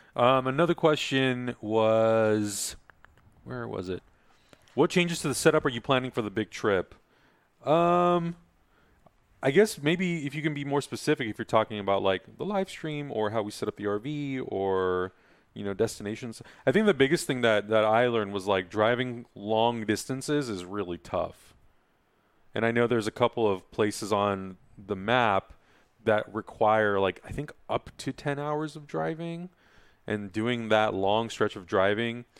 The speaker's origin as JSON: {"language": "English", "region": "California", "country": "United States", "said": "I'm from California"}